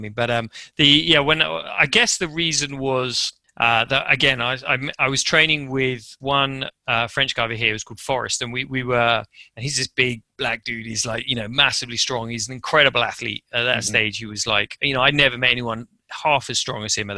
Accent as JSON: {"language": "English", "region": "England", "country": "United Kingdom", "also_born_or_lived": "Japan", "moved": "as an adult", "said": "I'm English"}